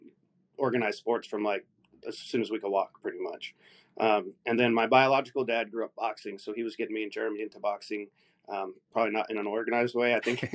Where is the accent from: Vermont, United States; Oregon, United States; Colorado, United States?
Oregon, United States; Salem; I grew up in Salem, Oregon, out on the West Coast.